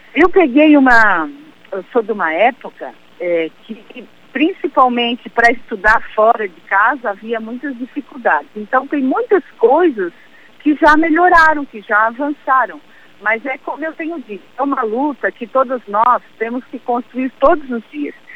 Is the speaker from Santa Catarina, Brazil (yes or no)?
yes; Araranguá, Santa Catarina, Brazil; also born or lived in Timbé do Sul / Florianópolis; now in São José, Brazil; Eu tive o, o, uma infância na cidade de Araranguá, fui com seis meses para Araranguá, fiz toda a minha adolescência e estudei também na cidade